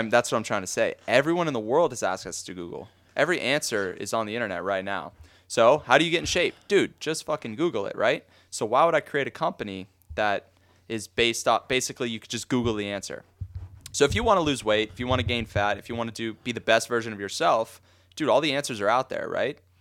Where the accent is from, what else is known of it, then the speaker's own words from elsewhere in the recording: Boca Raton, Florida, United States; I've born and raised in Boca